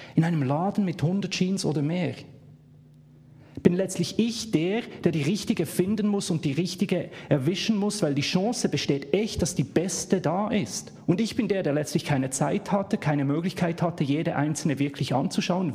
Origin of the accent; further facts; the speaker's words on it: Bern, Switzerland; accent: Swiss; Ich komme aus der Schweiz, man hört es